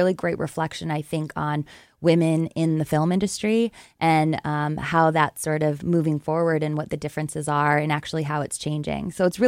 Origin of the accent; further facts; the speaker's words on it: Lesser Slave Lake, Alberta, Canada; I'm Cree, and I'm from Northern Alberta. I'm actually from the area where we made the film in Lesser Slave Lake. That's where my family is from, and that's where I grew up half of the time.